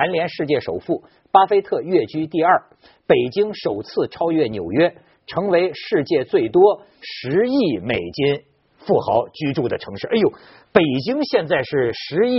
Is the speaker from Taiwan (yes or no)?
no; China; 我们中国人也有一种迷信